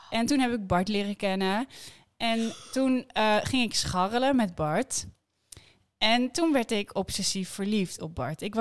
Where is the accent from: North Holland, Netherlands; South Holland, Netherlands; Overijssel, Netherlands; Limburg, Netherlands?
North Holland, Netherlands; Amsterdam; we komen uit de Jordaan.